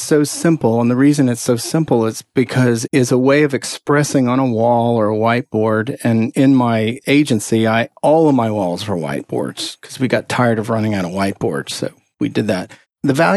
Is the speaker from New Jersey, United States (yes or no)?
no; Texas, United States; I'm from Texas